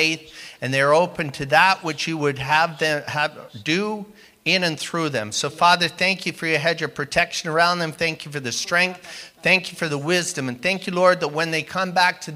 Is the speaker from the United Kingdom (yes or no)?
yes; United Kingdom; also born or lived in Canada; now in United States; I am British by birth, which means I'm a British citizen.